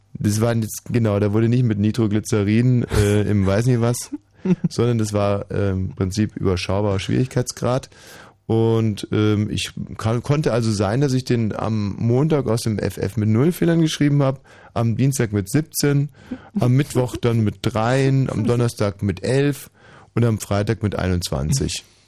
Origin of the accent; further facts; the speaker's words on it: Bavaria, Germany; Bei uns in Bayern gab es eine Aufnahmeprüfung